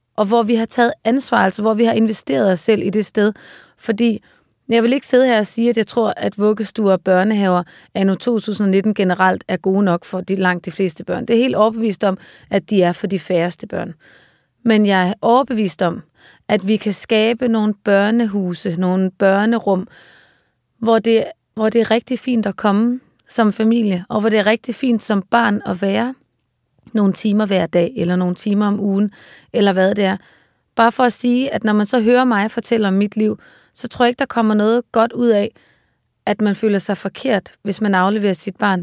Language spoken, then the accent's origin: Danish; Aarhus, Central Denmark Region, Denmark; also born or lived in Copenhagen; now in Svendborg, Denmark; omkring Aarhus, hvor jeg voksede op